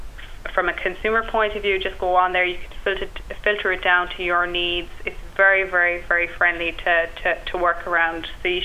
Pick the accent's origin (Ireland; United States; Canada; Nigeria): Ireland; West Cork, Munster; I'm originally from West Cork